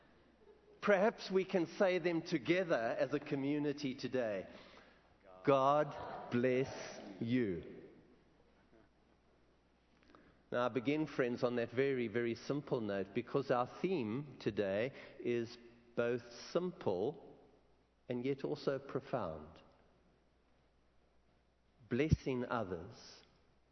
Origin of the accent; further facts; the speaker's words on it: Benoni, Gauteng, South Africa; I come from South Africa. I come from a town which most probably you haven't heard of called Benoni